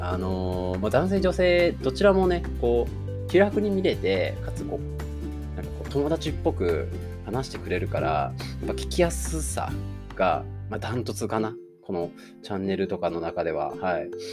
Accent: Tokushima, Japan; accent: Awa dialect; 自分も方言、あのー、地元の方が阿波弁、まあ、徳島生まれなんで、阿波弁なんですけど

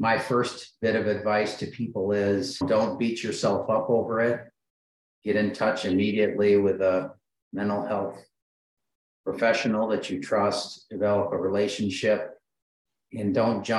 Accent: Michigan, United States; I grew up in Michigan

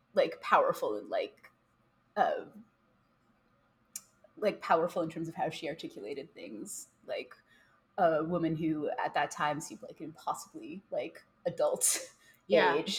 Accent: Chicago, Illinois, United States; that's where I grew up the whole time. That's where I live now.

